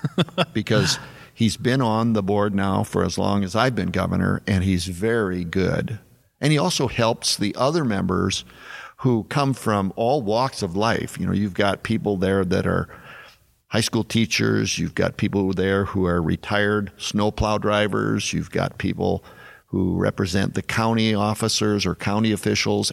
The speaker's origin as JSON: {"language": "English", "region": "South Dakota", "country": "United States", "tie": "born or raised there", "said": "growing up in South Dakota"}